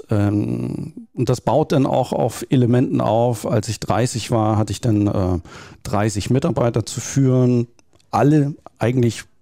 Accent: Hamburg, Germany; ich bin typischer Norddeutscher, äh, Großraum Hamburg, äh, da aufgewachsen.

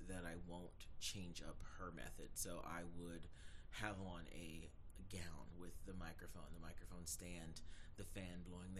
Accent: Atlanta, Georgia, United States; moved away as an adult; now in South Carolina, United States; I'm 31 years old. I'm originally from Atlanta, Georgia, but I've been in South Carolina for over 10 years.

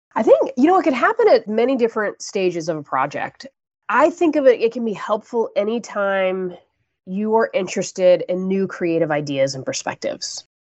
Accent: Florida, United States; I grew up in Florida

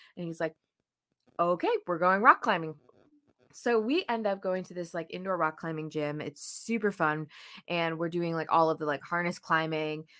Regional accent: New Jersey, United States; moved away as an adult; also born or lived in Saint Louis; I was from New Jersey

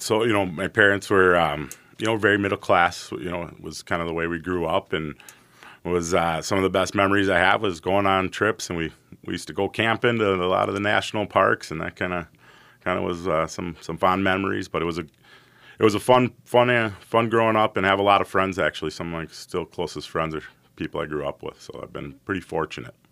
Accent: White Bear Lake, Minnesota, United States; also born or lived in St. Paul, Minnesota; I was born in St. Paul, raised in White Bear Lake, Minnesota

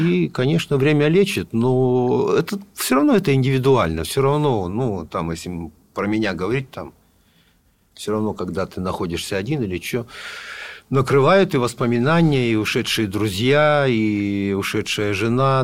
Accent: Novosibirsk, Novosibirsk Oblast, Russia; мы, понятно, тоже из Новосибирска

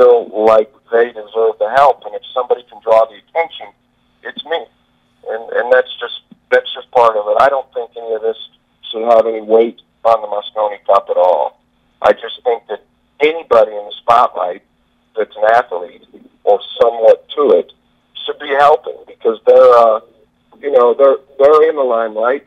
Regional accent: Des Moines, Iowa, United States; I grew up in Des Moines, Iowa

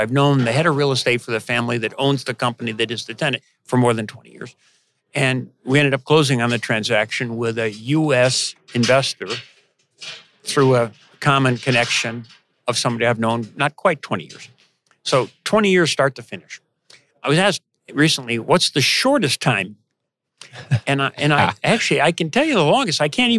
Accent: Midwest, United States; Again, I grew up in the Midwest. I think of Canada as an expansion of the Midwest

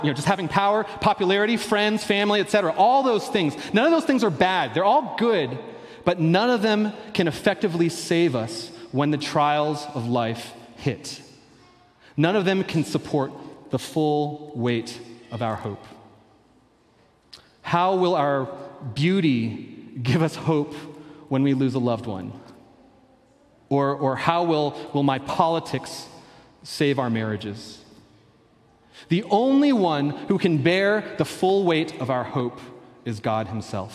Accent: Philadelphia, Pennsylvania, United States; moved away; I grew up in Philadelphia

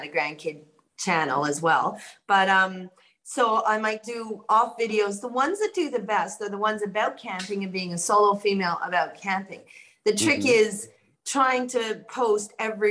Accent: Canada; moved away as an adult; now in Australia; I'm in Australia, but I'm Canadian, and I've been here 35 years, so I don't have an Australian accent.

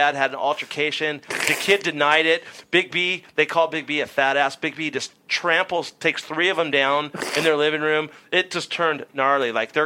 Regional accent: California, United States; one of my friends who I grew up with in California

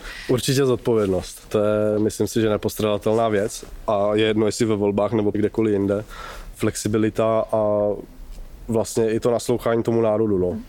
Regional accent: Horní Slavkov, Karlovy Vary Region, Czechia; also born or lived in Kraslice; now in Kynšperk nad Ohří, Czechia; Pocházím z Horního Slavkova, odkud jsem se pak přestěhoval do Krasly

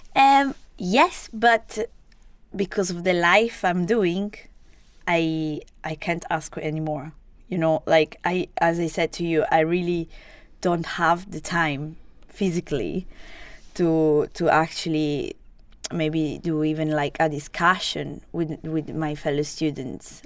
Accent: Genoa, Liguria, Italy; English is a second language; moved away as an adult; also born or lived in Sardinia; now in Edinburgh, United Kingdom; I was born to, uh, in Genova, so it's the north part

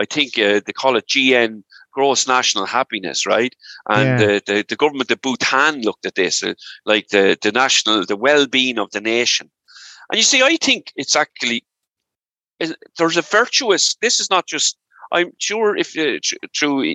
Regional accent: Ireland; moved away as an adult; also born or lived in England / United States; there was no work right in Ireland, so I emigrated for 12 years

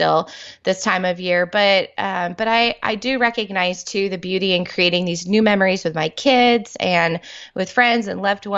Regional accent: New York, United States; now in Texas, United States; I grew up in New York

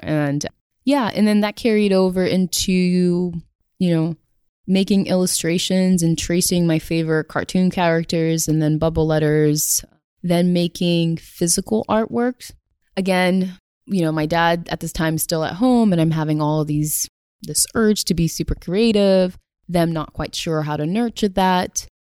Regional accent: Somerville, Massachusetts, United States; I grew up in Somerville, and Somerville is the city right next to Cambridge.

